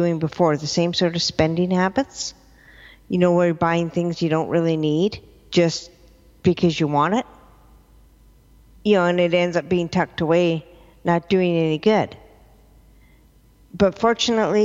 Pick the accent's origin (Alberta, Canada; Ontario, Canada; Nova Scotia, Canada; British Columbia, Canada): British Columbia, Canada; Victoria; also born or lived in Vancouver; I'm originally from Victoria